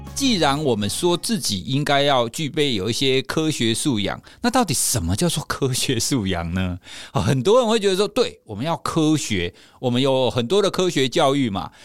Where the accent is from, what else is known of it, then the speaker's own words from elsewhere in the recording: Taiwan; 我们台湾人